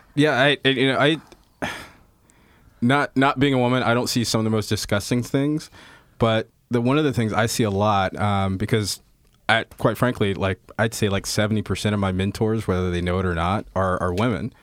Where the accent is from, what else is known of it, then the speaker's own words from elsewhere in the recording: Indianapolis, Indiana, United States; I grew up in the Midwest, um, wow, uh, Indianapolis, Indiana, and, uh, was raised mostly from the time I was seven till the time I was eighteen